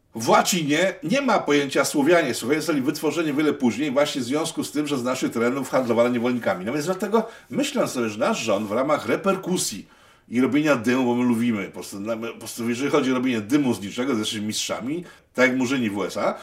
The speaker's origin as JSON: {"language": "Polish", "town": "Łódź", "region": "Łódź Voivodeship", "country": "Poland", "said": "ja z Łodzi"}